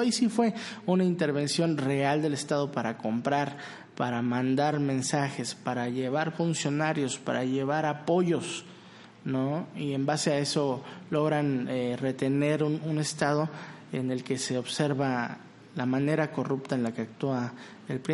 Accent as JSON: {"language": "Spanish", "country": "Mexico", "said": "como mexicanos"}